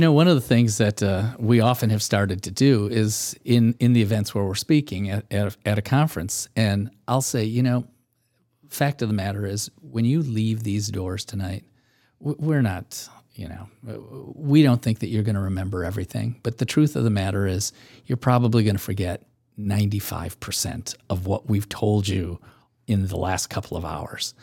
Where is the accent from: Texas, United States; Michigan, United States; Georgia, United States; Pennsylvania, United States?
Michigan, United States; I'm a Midwesterner by, by, uh, um, growing up in, in, in Michigan